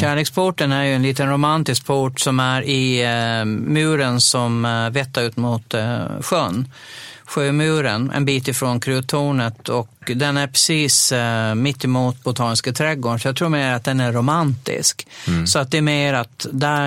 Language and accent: Swedish; Dalhem, Gotland, Sweden; under mina tonår, när jag nog bodde kvar hemma i Dalem